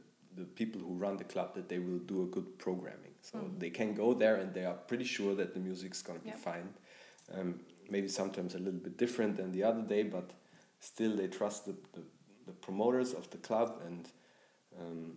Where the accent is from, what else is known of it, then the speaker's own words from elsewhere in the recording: Bavaria, Germany; growing up in Bavaria